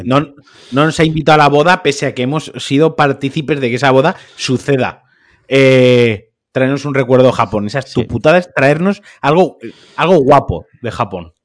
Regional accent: Valencian Community, Spain; yo como valenciano

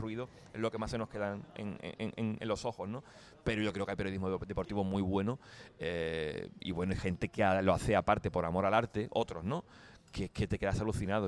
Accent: Andalusia, Spain; moved away as an adult; now in Germany; mi tierra, eh, eh, Andalucía

